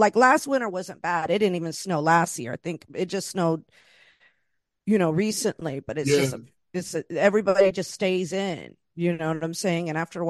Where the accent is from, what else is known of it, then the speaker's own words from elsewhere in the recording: East Coast, United States; also born or lived in Los Angeles; now in New York, United States; been in New York since 2019, before the pandemic, and I'm originally from the East Coast.